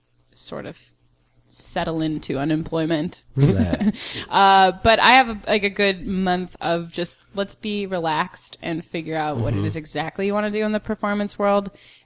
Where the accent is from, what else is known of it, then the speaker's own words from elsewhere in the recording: Naperville, Illinois, United States; moved away as an adult; now in Chicago, United States; I'm from Naperville. It's kind of boring.